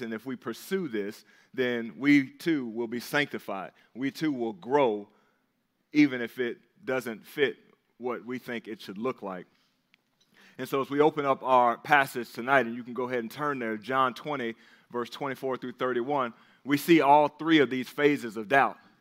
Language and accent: English; the South, United States; we grew up in the South